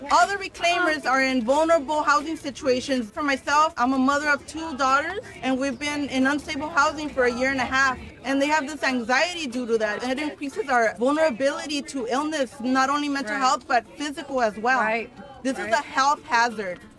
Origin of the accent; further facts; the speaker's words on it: California, United States; I was born and raised here in California.